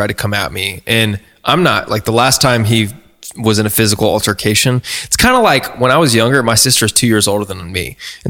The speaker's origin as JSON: {"language": "English", "region": "Oregon", "country": "United States", "tie": "born there", "said": "So I was born in Oregon originally."}